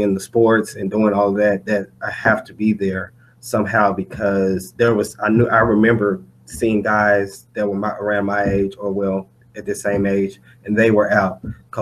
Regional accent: Dallas, Texas, United States; I'm from Dallas, Texas

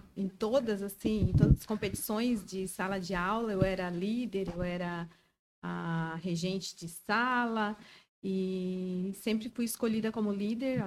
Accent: Joinville, Santa Catarina, Brazil; moved away as an adult; now in Brusque, Brazil; Sou joinvilense, mas estou morando em Brusque.

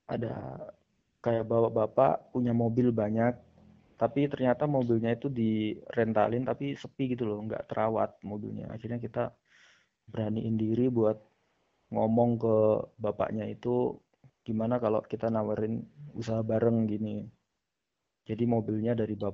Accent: Tulungagung, East Java, Indonesia; asalnya dari Tulungagung, jurusan matematika, sama kayak Tiara ya, ITS.

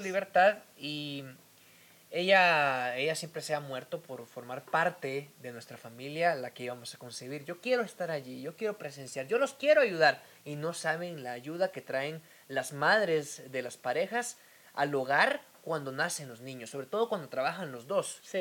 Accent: eastern Guatemala, Guatemala; Yo soy de Oriente, eh, el Oriente de Guatemala es un tanto, no machista, pero sí muy tradicional

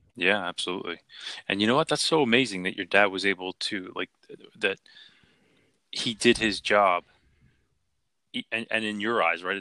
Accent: Philadelphia, Pennsylvania, United States; I grew up in Philly

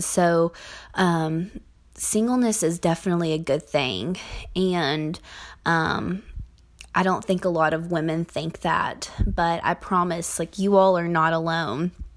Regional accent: Kentucky, United States; I grew up in the Bible Belt of Kentucky

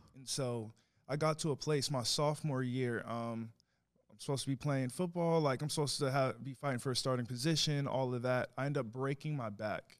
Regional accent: New York City, New York, United States; now in Longview, United States; I was born in the Bronx

